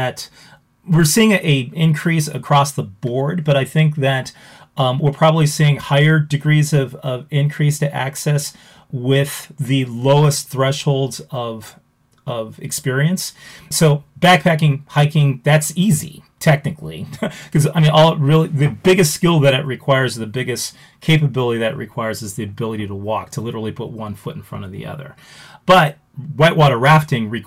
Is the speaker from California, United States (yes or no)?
yes; Los Angeles, California, United States; now in Wisconsin, United States; I grew up in Los Angeles.